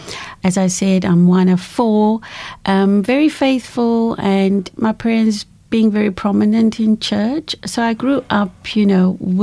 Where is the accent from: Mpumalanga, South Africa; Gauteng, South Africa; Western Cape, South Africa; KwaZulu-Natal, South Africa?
Western Cape, South Africa; Cape Town; moved away as an adult; I was born in Cape Town, born in a little area called Bishop Lavis, many moons ago, to a very beautiful family, my parents, and we are four children. I grew up on the Cape